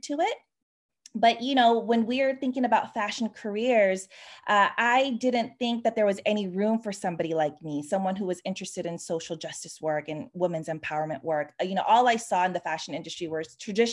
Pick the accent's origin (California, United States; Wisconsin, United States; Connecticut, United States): California, United States; Sacramento; moved away as an adult; also born or lived in New York City, United States; now in Paris, France; I'm a California native. I grew up in Sacramento, California